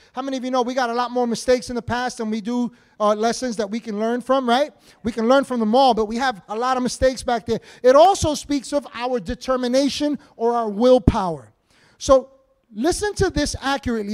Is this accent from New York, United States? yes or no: yes; New York City, New York, United States; we grew up in Washington Heights in upper Manhattan